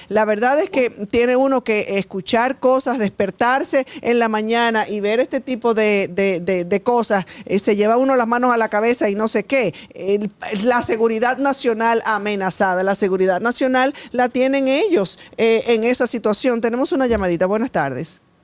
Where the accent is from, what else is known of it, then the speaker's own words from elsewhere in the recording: Dominican Republic; nos afecta a todos como dominicanos